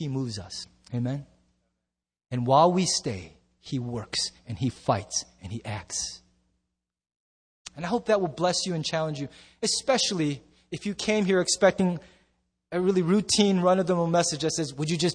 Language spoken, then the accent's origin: English; United States; I'm so proud and thankful to be an American, and I love so much of what growing up in this nation has instilled in my instinct